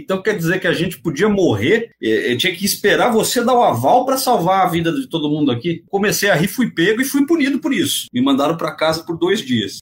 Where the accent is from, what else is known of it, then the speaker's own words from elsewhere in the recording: São Paulo, Brazil; eu vim da periferia aqui de São Paulo, aquela realidade difícil